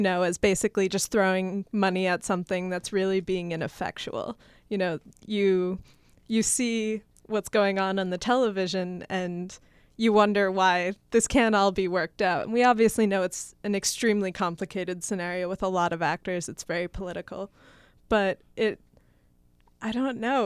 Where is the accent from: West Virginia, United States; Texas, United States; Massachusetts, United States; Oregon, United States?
Massachusetts, United States; moved away; originally from Massachusetts, and when I go back home